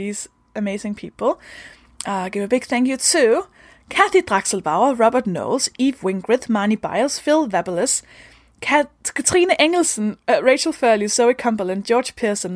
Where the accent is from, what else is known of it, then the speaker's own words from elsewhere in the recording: Denmark; English is a second language; I'm from Denmark